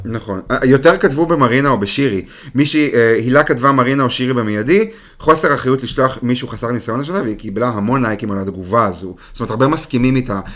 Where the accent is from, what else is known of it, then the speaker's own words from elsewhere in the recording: Israel; מבחינתנו כישראלים